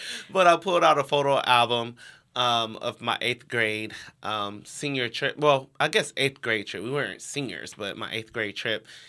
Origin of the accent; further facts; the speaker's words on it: Cleveland, Ohio, United States; I grew up in Cleveland, Ohio